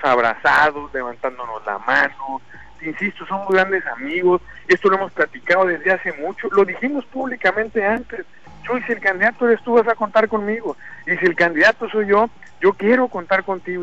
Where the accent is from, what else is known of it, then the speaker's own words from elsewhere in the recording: Sinaloa, Mexico; Eso somos los sinaloenses